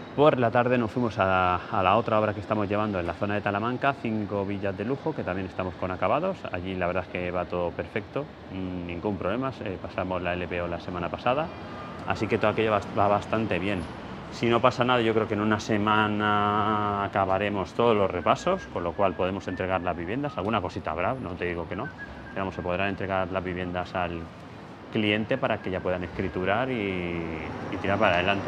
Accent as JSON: {"language": "Spanish", "town": "Ibi", "region": "Valencian Community", "country": "Spain", "said": "mi pueblo, Ibi"}